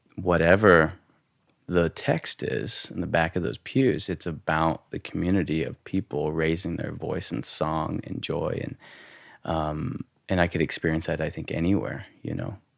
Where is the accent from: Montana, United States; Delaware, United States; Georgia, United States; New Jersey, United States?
Montana, United States; growing up in Montana, um, you know, boys' locker room, being the brown kid